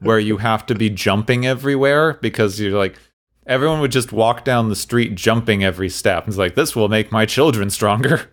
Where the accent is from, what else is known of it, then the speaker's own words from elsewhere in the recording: Arizona, United States; I grew up, I grew up in Arizona